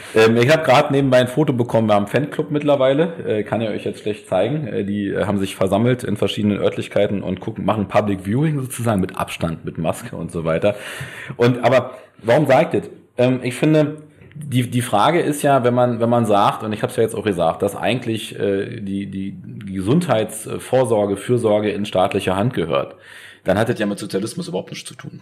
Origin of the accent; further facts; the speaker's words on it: Berlin, Germany; als Berliner